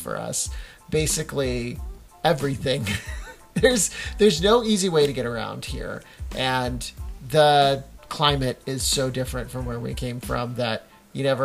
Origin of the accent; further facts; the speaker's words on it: Sanger, California, United States; moved away as an adult; also born or lived in Fresno; now in Redwood City, United States; I was born in Sanger